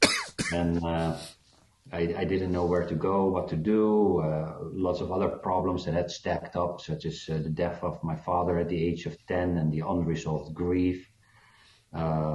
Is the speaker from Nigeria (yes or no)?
no; Netherlands; moved away as an adult; also born or lived in Bloemfontein, South Africa / Johannesburg, South Africa; now in United States; at age four, we moved to the Netherlands. So I feel Dutch mainly, even if I've now already been 15 years in the USA.